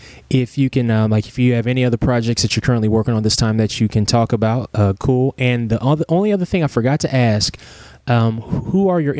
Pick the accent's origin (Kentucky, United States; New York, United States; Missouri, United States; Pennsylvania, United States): Kentucky, United States; Lexington; We started off earlier this year at the Lexington Comic Con in my hometown.